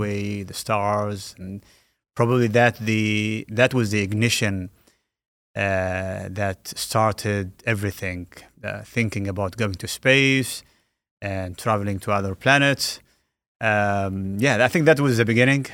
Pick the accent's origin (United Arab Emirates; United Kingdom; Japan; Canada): United Arab Emirates; Al Ain, Abu Dhabi; the U A E, uh, Alain, my, my hometown